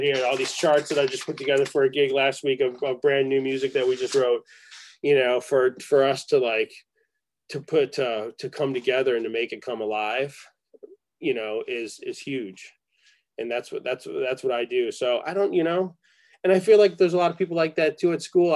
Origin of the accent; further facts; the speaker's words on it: Rochester, New York, United States; moved away; also born or lived in Ithaca, New York; I grew up in Rochester, New York